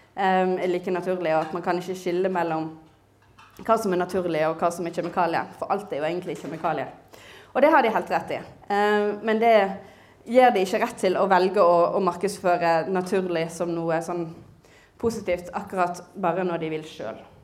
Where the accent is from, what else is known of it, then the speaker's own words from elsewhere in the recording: Western Norway, Norway; som vestlending jeg kjenner igjen eh, landskapet i Nordhordland